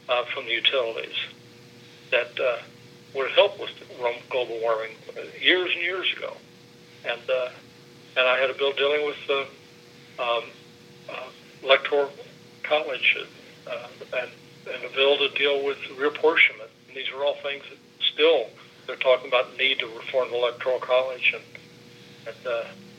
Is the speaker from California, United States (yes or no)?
no; Southern Indiana, United States; I come from Southern Indiana